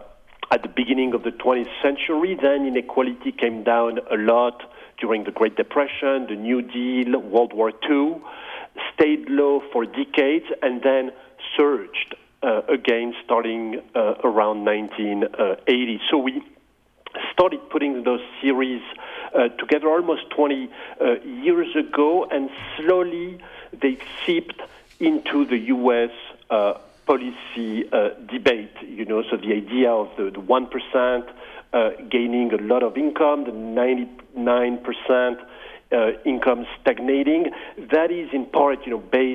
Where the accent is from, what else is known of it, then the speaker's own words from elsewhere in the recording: France; moved away as an adult; now in United States; I grew up in France, and I started studying mathematics